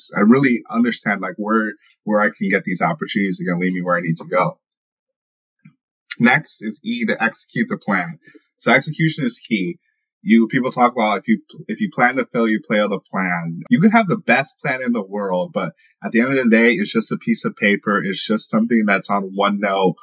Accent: St. Louis, Missouri, United States; I'm from the St. Louis area

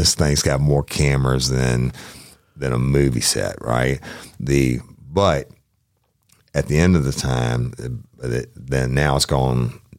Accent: United States; as an American because I walk around in my yard naked in the country, not in the city.

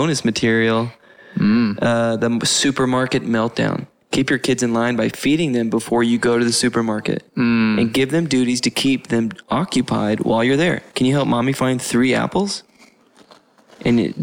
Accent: Southeast, United States; I grew up in the Southeast

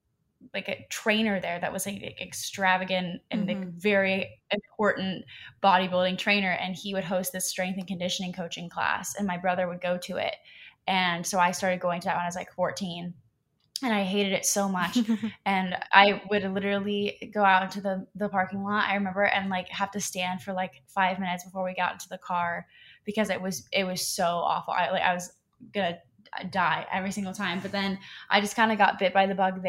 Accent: Columbus, Ohio, United States; now in Los Angeles, United States; I'm originally from Columbus, Ohio

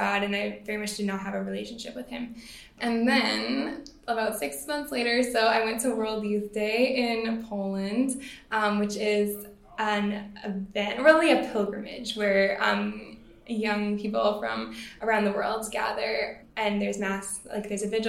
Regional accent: Surrey, British Columbia, Canada; also born or lived in Langley, British Columbia; I grew up in Surrey and Langley here in BC my whole life.

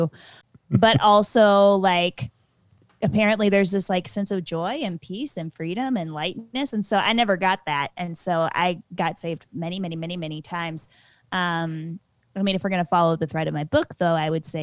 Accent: West Virginia-Virginia border, Southwest Virginia, United States; I grew up right on the West Virginia-Virginia border

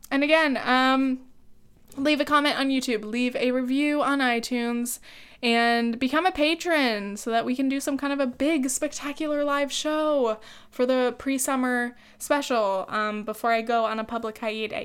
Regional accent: South Orange County, California, United States; I grew up in South Orange County

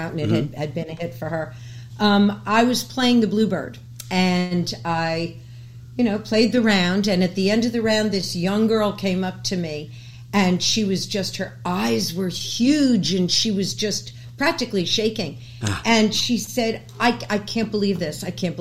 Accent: New York City, New York, United States; I was born and raised in New York City

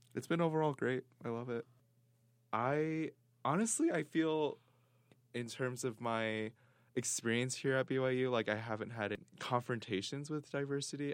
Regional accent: Seattle, Washington, United States; moved away as an adult; now in Provo, United States; I'm from Seattle, Washington

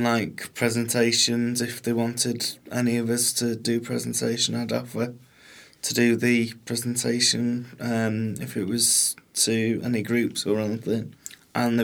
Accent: Prestatyn, Wales, United Kingdom; I'm from Prestatyn

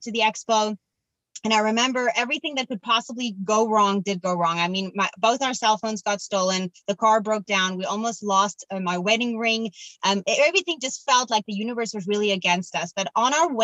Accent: Cape Town, Western Cape, South Africa; moved away; I'm from Cape Town in South Africa

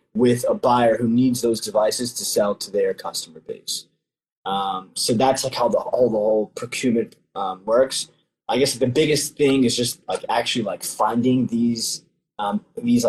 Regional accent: Nigeria; I'm a Nigerian, and the tribe specifically

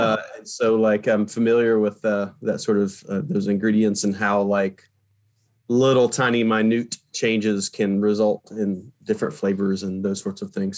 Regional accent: Appalachian area, Eastern Kentucky, United States; also born or lived in Virginia; now in New York, United States; I grew up in Eastern Kentucky. Mm-hmm. So I grew up in the Appalachian area of Kentucky

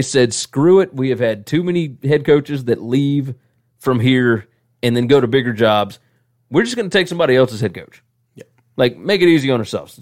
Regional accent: the South, United States; accent: southern; my southern accent

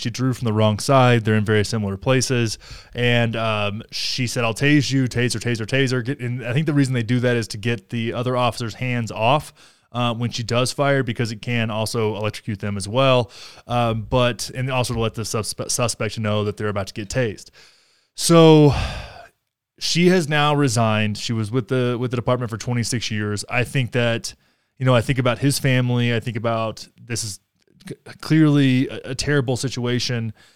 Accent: Texas, United States; I'm such a Texan

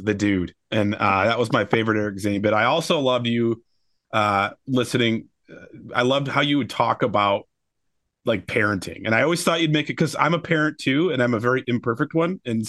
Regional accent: Michigan, United States; I grew up in the West Michigan area.

